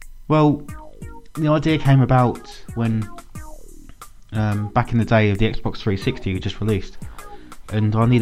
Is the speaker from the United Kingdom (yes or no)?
yes; England, United Kingdom; I'm English.